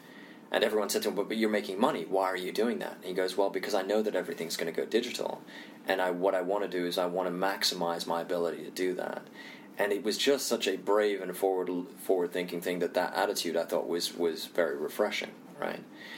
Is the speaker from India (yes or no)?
yes; India; also born or lived in Indonesia; And if I had to generalize, and you know, I'm Indian, I also grew up in Indonesia, so if I look at Asia, for example, Asia is really interesting to me for a number of reasons.